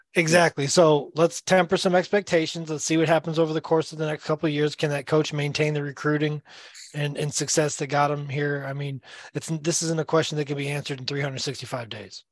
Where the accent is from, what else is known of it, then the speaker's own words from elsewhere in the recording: the South, United States; I grew up playing basketball in the South